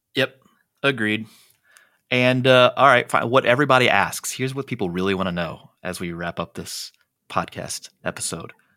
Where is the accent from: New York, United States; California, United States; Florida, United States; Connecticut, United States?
California, United States; San Diego; my hometown, like, where we're